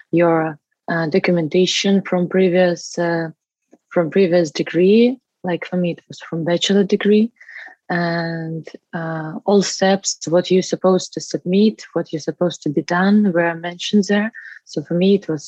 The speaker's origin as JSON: {"language": "English", "country": "Belarus", "moved": "as an adult", "lives_now": "Tallinn, Estonia", "said": "I'm from Belarus."}